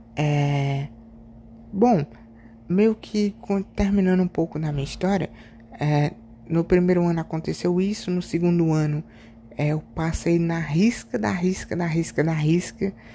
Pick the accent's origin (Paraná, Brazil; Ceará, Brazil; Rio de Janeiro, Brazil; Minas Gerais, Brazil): Ceará, Brazil; eu sou do Ceará